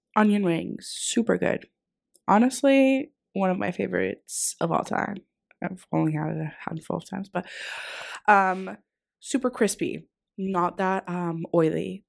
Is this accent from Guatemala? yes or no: no; Greece; now in Dundee, United Kingdom; so I'm from Greece